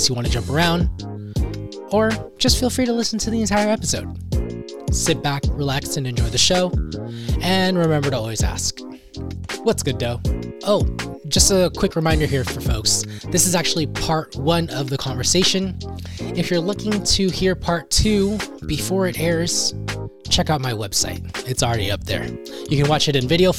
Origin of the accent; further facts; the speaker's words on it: California, United States; as a Californian who's been to Vegas in the winter